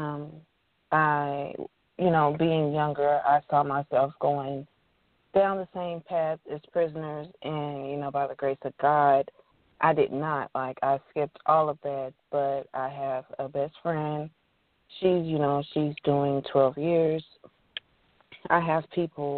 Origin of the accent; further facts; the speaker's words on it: Texas, United States; I am a mother first, and right after, I'm a writer. I'm from Texas